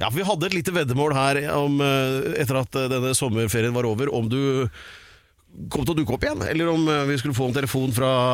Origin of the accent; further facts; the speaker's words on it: Drammen, Buskerud, Norway; på ungdomsskolen i Drammen